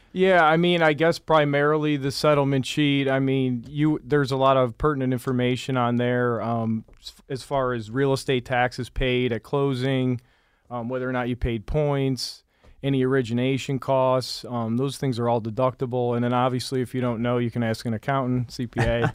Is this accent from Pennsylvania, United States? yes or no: no; Michigan, United States; moved away; I'm originally from Michigan.